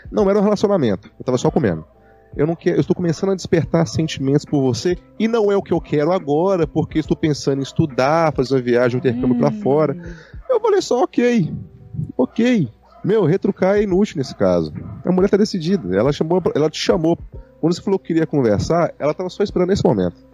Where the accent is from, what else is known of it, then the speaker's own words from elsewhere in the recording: Minas Gerais, Brazil; Eu sou mineiro